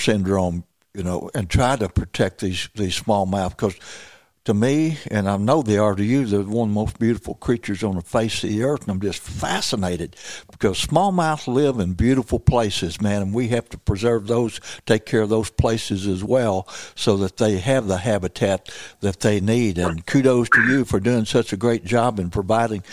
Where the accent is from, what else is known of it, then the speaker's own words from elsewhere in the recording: Missouri Bootheel, United States; I grew up down in Missouri, Boot Hill